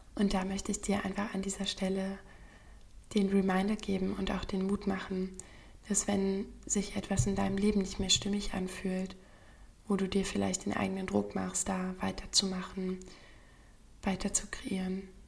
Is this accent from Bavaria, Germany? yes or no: no; Berlin, Germany; von meiner Heimatstadt Berlin